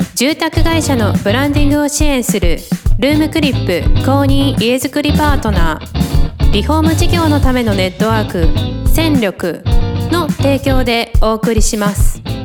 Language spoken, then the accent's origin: Japanese; Hiroshima, Japan; 私、広島出身